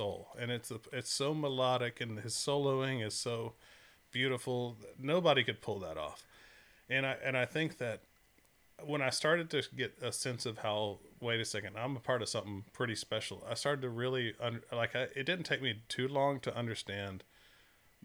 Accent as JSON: {"language": "English", "region": "Florida", "country": "United States", "said": "I was from Florida. I wasn't from Texas."}